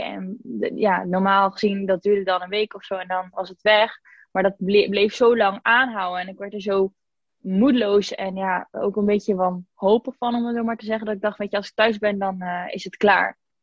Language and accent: Dutch; IJzendijke, Zeeland, Netherlands; moved away as an adult; also born or lived in Spain; now in Breda, Netherlands; Ik kom uit Zeeuws-Vlaanderen, uit een dorpje wat bijna niemand kent, IJzendijken